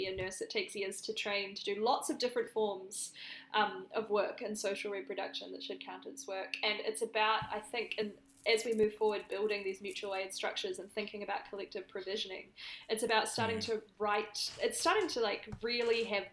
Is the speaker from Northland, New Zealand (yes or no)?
no; Canterbury, New Zealand; accent: New Zealand; moved away as an adult; now in Sydney, Australia; I'm from Canterbury in New Zealand and I was there for the earthquakes